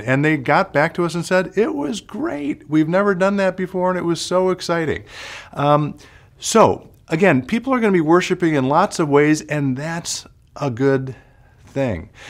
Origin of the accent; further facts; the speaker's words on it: Chicago, Illinois, United States; now in Minnesota, United States; I grew up outside of Chicago